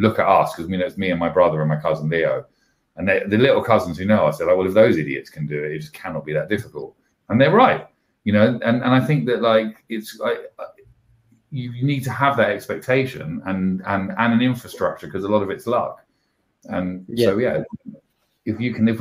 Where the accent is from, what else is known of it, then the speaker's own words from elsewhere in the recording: London, United Kingdom; I grew up in Camden Town